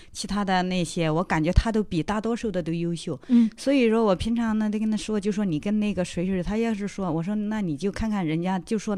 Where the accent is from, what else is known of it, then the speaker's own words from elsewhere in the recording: Hubei, China; now in Beijing, China; 湖北的南方人，所以我说的普通话我特别担心大家听不懂